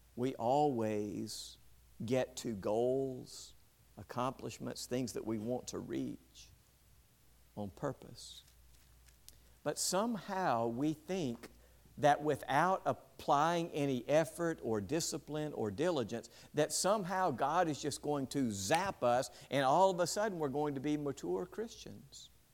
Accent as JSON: {"language": "English", "town": "West Point", "country": "United States", "tie": "born or raised there", "said": "West Point, my hometown"}